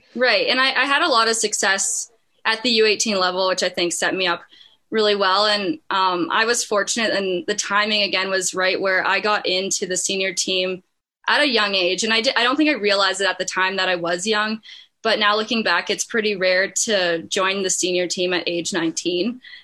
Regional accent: Bruderheim, Alberta, Canada; Bruderheim, that's definitely where my roots are. And um, that's where I started my hockey career

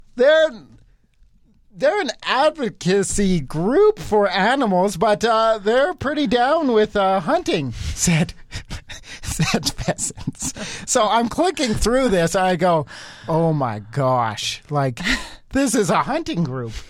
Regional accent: Cochrane, Canada; growing up in Cochrane

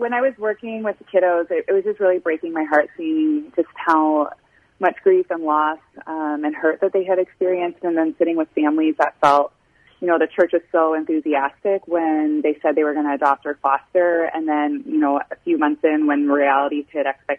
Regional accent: Canada; moved away as an adult; also born or lived in Illinois; I was born and raised in Canada on a dairy farm

